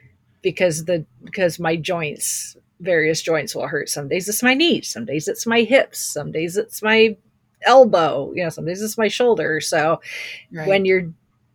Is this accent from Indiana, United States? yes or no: yes; Indiana, United States; being born and raised in the Midwest